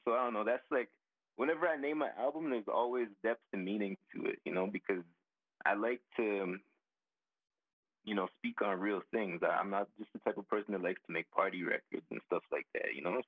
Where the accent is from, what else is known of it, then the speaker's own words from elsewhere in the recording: Calgary, Alberta, Canada; I was born in Calgary, most definitely. I was born in Calgary